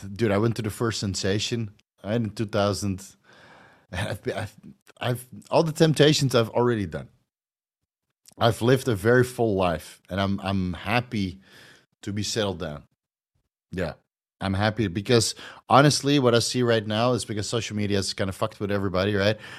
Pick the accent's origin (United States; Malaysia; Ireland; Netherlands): Netherlands; moved away as an adult; now in Thailand; I'm from Holland